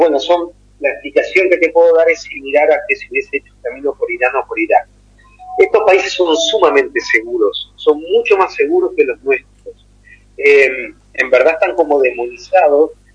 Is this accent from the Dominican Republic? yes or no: no; Argentina; los argentinos